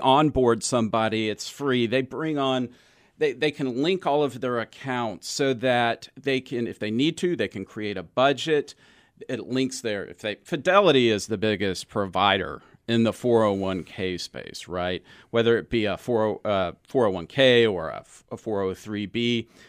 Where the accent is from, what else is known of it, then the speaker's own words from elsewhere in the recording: Texas, United States; also born or lived in Knoxville, Tennessee / California; I'm originally from Knoxville, Tennessee, but I grew up in Texas